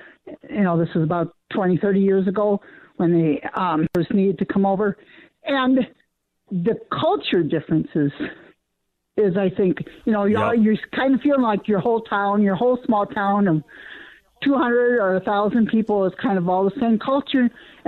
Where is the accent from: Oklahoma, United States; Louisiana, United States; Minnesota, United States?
Minnesota, United States; Bloomington; also born or lived in South Dakota / Chicago; I grew up in Bloomington.